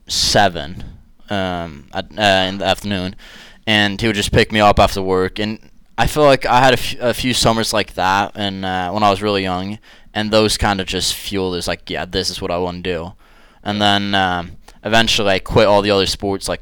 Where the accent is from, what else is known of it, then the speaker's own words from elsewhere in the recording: Kristiansand, Agder, Norway; moved away as an adult; now in Johnson City, United States; when I grew up in Kristiansand, Norway